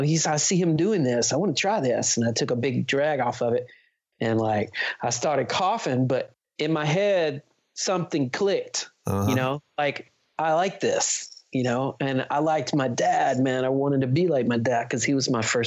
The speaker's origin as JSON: {"language": "English", "town": "Memphis", "region": "Tennessee", "country": "United States", "also_born_or_lived": "San Diego", "said": "I was from Memphis"}